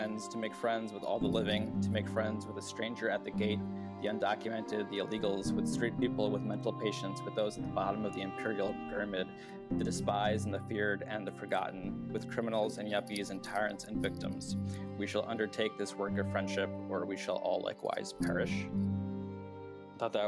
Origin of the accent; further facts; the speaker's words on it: New York, United States; growing up specifically as a South Asian, growing up in New York after 9/11